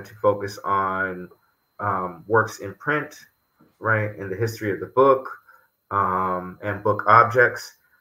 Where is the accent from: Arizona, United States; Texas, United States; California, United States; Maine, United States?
California, United States; Los Angeles; now in New York, United States; I grew up in Los Angeles